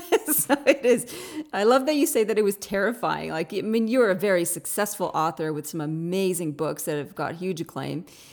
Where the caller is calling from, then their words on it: Australia; So living on the other side of the pond, I'm dialing in from Australia.